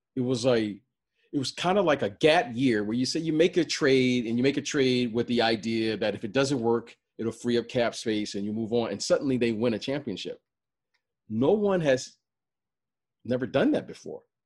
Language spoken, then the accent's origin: English; Detroit, Michigan, United States; born or raised there; moved away as an adult; also born or lived in Chicago